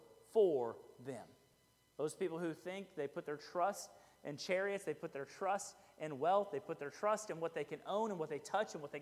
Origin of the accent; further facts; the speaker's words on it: Fort Bend County, Texas, United States; I grew up in Fort Bend County. Fort Bend County is the county that's kind of southwest of Harris County, where Houston is